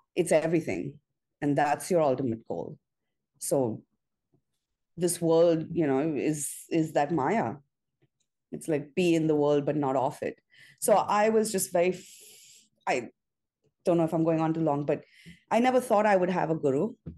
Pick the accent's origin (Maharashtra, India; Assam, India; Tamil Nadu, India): Maharashtra, India; Mumbai; moved away as an adult; now in New York, United States; I'm Indian by birth, uh, by every, well, I'm American now, but I grew up in India. I moved to New York when I, in 99, when I was 22.